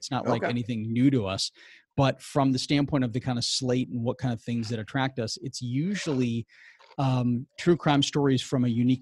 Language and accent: English; St. Louis, Missouri, United States; moved away as an adult; I'm from St. Louis, Missouri, so I went to school out there for media, script writing, and everything else like that. So I moved out here